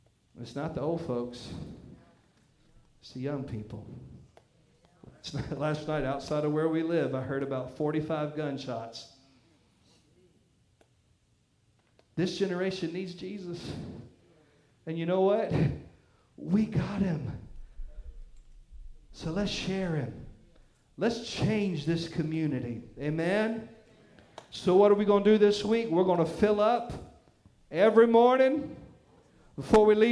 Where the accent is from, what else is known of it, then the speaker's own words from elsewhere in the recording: the Bible Belt, United States; I grew up in the Bible Belt, where even the heathens knew all the Bible stories.